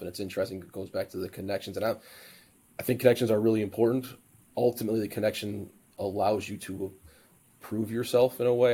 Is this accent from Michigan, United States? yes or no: yes; Sterling Heights, Michigan, United States; moved away; I said, well, city just north of Detroit called Sterling Heights